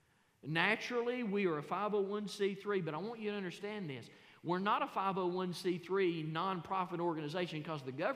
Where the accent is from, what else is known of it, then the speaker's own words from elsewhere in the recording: United States; We, as American Christians